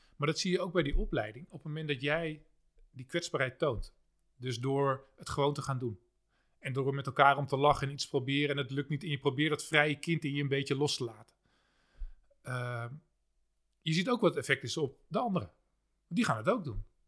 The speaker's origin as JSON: {"language": "Dutch", "town": "Haarlem", "region": "North Holland", "country": "Netherlands", "said": "ik kom zelf uit Haarlem-Noord"}